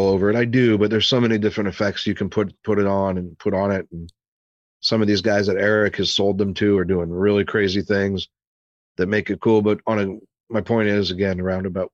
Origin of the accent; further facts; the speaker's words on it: St. Louis, Missouri, United States; also born or lived in Arizona; a buddy of mine who I grew up with here in St. Louis, we played hockey together when we were 7, 8, 9 years old